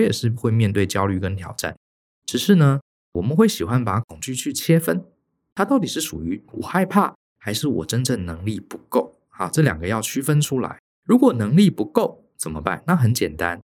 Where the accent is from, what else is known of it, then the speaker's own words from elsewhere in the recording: Taiwan; moved away as an adult; also born or lived in New York; 为什么你从小到大在台湾长大，在台湾读书，你可以进到这个白人的公司？